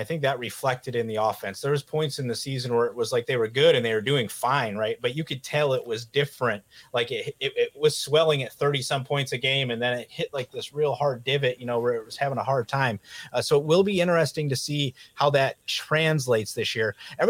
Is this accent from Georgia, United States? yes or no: no; Western New York, United States; Growing up in Western New York, I had a stretch where I was a young kid where I actually went to high school where I was wearing a Green Bay Packers jacket